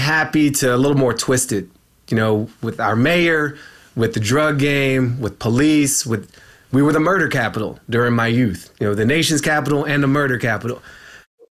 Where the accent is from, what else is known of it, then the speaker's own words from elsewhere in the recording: Washington, District of Columbia, United States; I was born in George Washington University Hospital